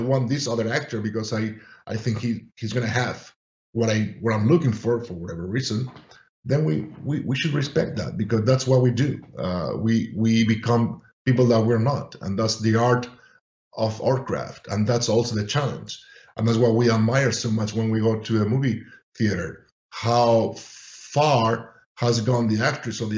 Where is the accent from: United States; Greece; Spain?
Spain; moved away as an adult; I'm from Spain